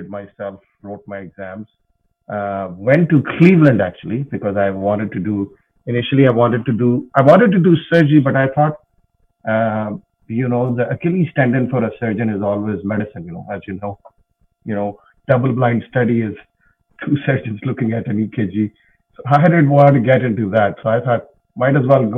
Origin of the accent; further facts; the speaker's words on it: Pakistan; moved away as an adult; also born or lived in United States; now in Alberta, Canada; I grew up in Pakistan, which is in Southeast Asia